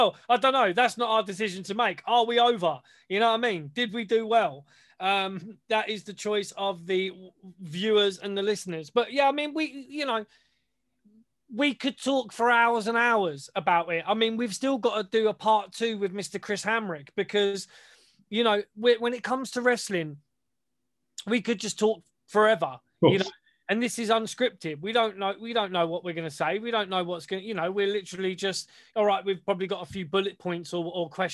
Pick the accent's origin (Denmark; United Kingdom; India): United Kingdom; we're British